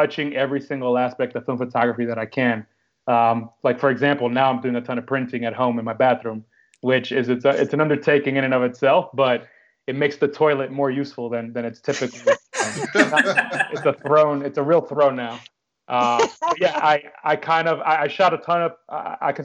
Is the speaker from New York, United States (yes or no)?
yes; New York City, New York, United States; moved away as an adult; also born or lived in Dominican Republic (ancestry); now in London, United Kingdom; I'm born and raised in New York City, and I am of Dominican ancestry